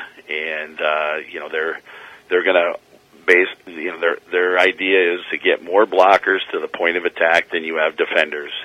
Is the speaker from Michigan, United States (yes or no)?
yes; Escanaba, Michigan, United States; now in Marquette, United States; I'm from Escanaba